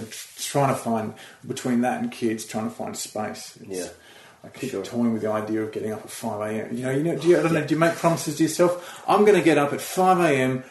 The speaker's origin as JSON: {"language": "English", "country": "Australia", "moved": "as an adult", "lives_now": "United Kingdom", "said": "we moved over from Australia"}